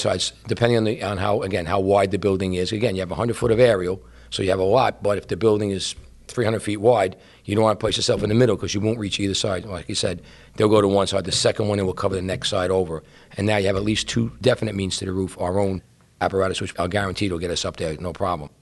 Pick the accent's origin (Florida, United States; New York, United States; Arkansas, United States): New York, United States; New York City; I grew up in Brooklyn, and my building was like a U-shaped.